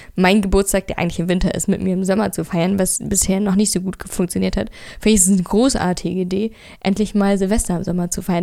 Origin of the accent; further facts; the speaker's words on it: Berlin, Germany; Ich bin in Friedrichshain geboren und aufgewachsen